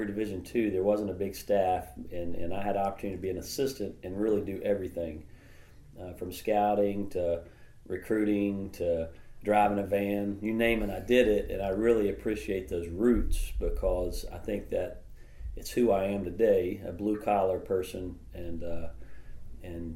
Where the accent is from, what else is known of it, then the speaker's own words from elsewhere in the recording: Fairview, North Carolina, United States; It was a very rural community called Fairview. It was about 20 minutes outside of Asheville